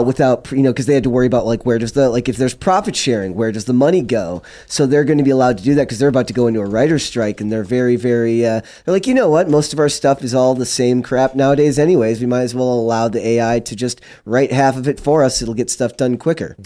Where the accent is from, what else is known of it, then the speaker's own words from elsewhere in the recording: Minnesota, United States; I'm from Minnesota